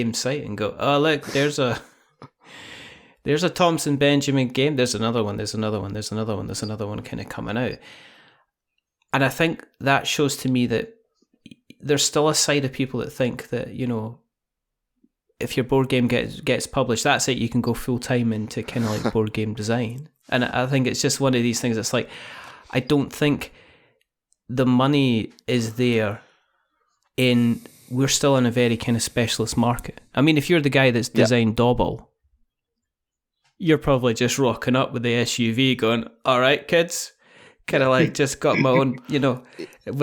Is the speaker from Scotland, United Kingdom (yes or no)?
yes; Scotland, United Kingdom